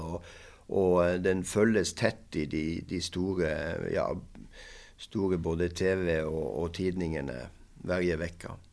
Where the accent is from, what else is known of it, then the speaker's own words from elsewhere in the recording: Norway; Swedish is a second language; also born or lived in Moss, Norway; Som norsk tränare